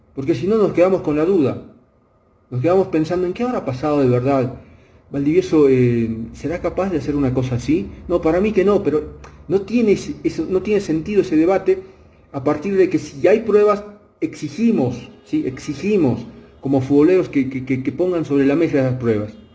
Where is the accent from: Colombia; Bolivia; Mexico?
Bolivia; hablo como fútbol boliviano